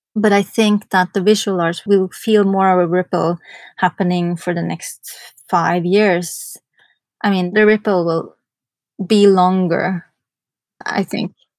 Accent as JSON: {"language": "English", "country": "Norway", "also_born_or_lived": "New York, United States", "moved": "as an adult", "said": "I'm from Norway"}